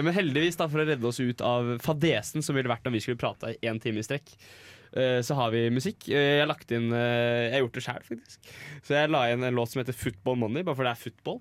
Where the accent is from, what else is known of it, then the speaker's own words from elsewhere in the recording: Norway; jeg er fra Norge